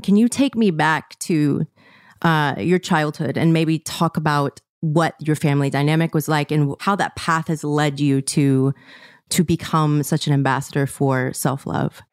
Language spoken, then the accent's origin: English; Mississippi, United States; I grew up in Mississippi